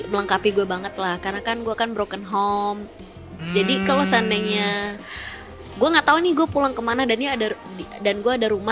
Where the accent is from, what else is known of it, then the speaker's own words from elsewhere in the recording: West Java, Indonesia; eh, gue Sunda